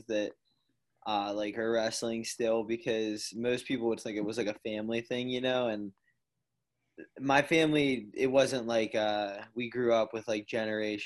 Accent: Pennsylvania, United States; born or raised there

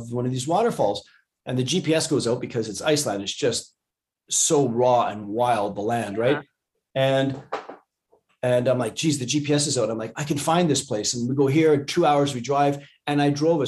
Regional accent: Canada; I'm Canadian

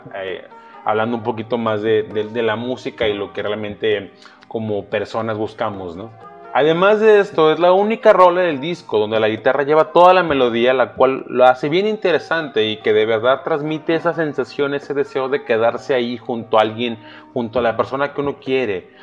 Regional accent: Mexico; como mexicanos somos un pueblo mestizo

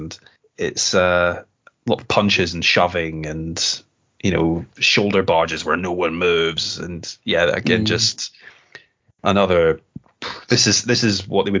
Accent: London, United Kingdom; From London, England, my hometown.

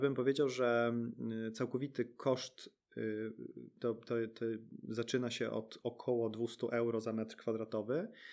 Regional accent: Sweden; moved away as an adult; now in Poland; my też dorastaliśmy w Szwecji

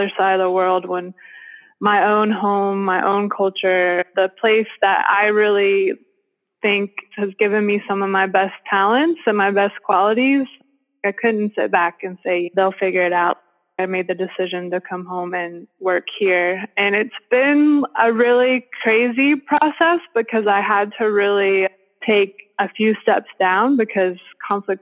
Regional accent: Western North Carolina, United States; moved away as an adult; also born or lived in Cambodia / South Florida; my hometown that I grew up

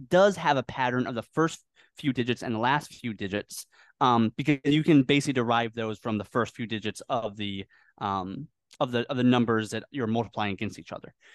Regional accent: Northwest of the USA, Pacific Northwest, United States; moved away as an adult; also born or lived in Washington; now in Philippines; I was born in the Northwest of the U S

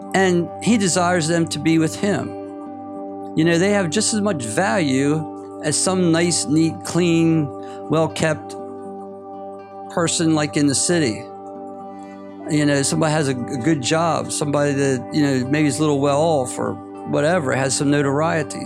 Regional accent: United States; moved away as an adult; now in Indonesia; my my home country is United States of America

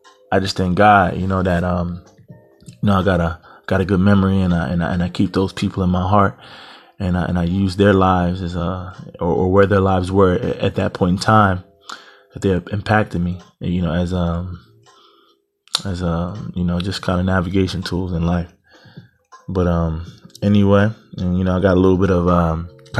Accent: Eastern Pennsylvania, United States; I'm from Pennsylvania. Eastern part of Pennsylvania, about 90 minutes from Philadelphia

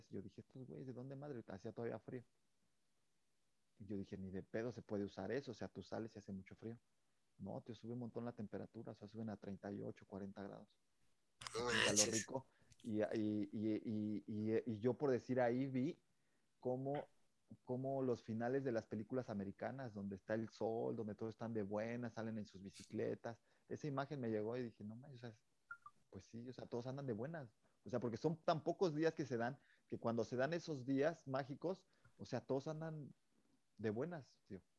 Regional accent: Mexico; Chile, por ejemplo, el picante, como buen mexicano, ¿tú eres de picante?

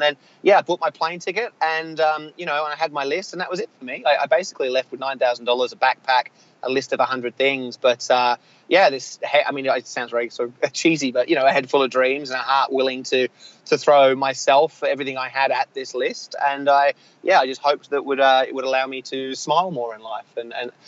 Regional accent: Australia; being an Australian, being somewhat sheltered growing up

